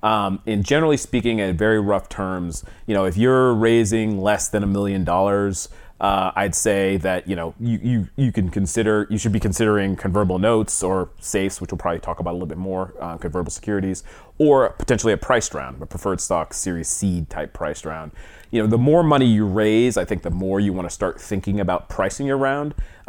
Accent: East Coast, United States; also born or lived in Atlanta; So I'm an East Coast guy. I grew up on the East Coast originally. Went to Atlanta, Emory University in Atlanta

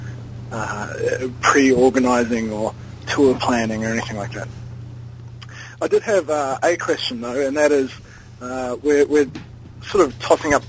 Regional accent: Wellington, New Zealand; now in Sydney, Australia; I'm from Wellington, New Zealand. So I'm actually calling out of Sydney, Australia at the moment.

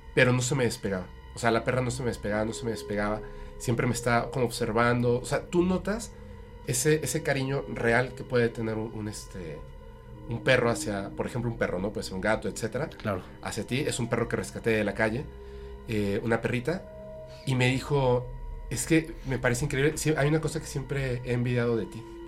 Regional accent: Mexico City, Mexico; now in Mérida, Mexico; pero soy de la Ciudad de México. O sea, de hecho no nací en la Ciudad de México, pero me crié, o sea, esa parte de mi infancia

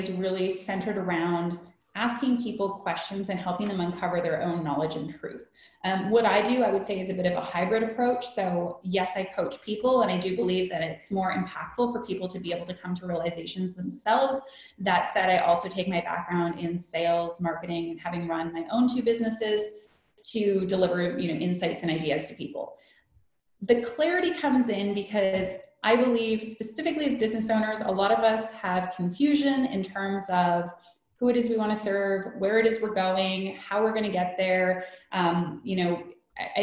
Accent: Canada; moved away as an adult; also born or lived in Vancouver, Canada; now in Munich, Germany; I'm from Canada.

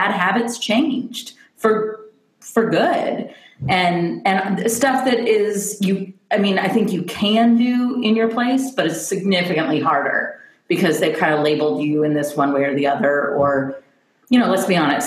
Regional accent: Kentucky, United States; moved away as an adult; also born or lived in Nashville, Tennessee / Albany, New York; I grew up an hour outside of Nashville in Kentucky. My dad lived in Nashville, so I grew up in both these states.

